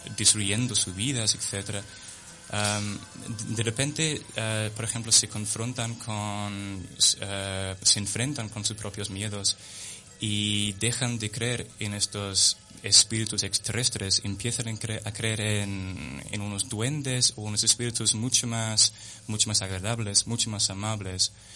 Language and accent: Spanish; London, United Kingdom; Spanish is a second language; now in Spain; de Londres, nací en Londres y mis padres en Southampton, en el sur de Inglaterra